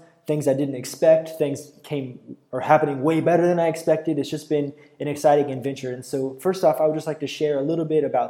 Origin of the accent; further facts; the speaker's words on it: United States; moved away as an adult; now in Brazil; I've been able to preach in about 15 or 16 different churches in Brazil so far as an American missionary.